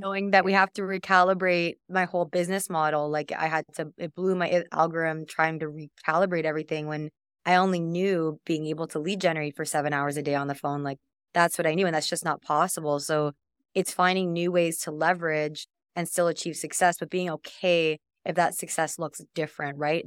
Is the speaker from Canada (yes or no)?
yes; Canada; I'm from Canada